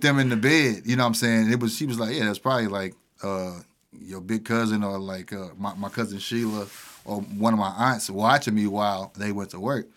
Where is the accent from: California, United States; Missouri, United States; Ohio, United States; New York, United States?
Missouri, United States; Pine Lawn; also born or lived in Wellston; I was born and raised in Pine Line